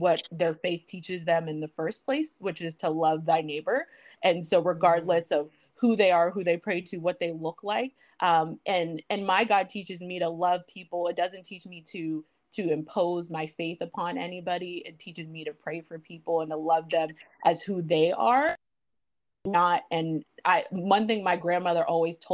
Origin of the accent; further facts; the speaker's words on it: Western Pennsylvania, United States; born and raised in Western Pennsylvania